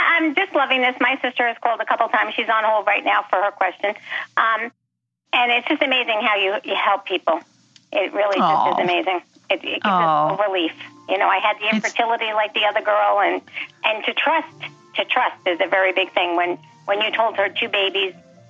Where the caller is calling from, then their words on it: Smithtown, New York, United States; I was the … from Smithtown who a couple weeks ago was chatting with her husband and didn't hear you.